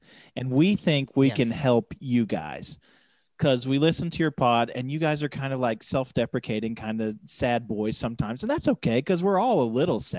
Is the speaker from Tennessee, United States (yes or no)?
yes; Knoxville, Tennessee, United States; Yeah, I'm from Knoxville, but like I've never been hunting.